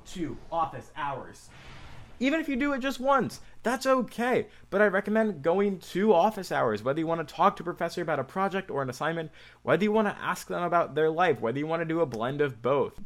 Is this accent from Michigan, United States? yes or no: yes; Michigan, United States; I'm from Michigan, the state of Michigan, about two and a half hours away from Ann Arbor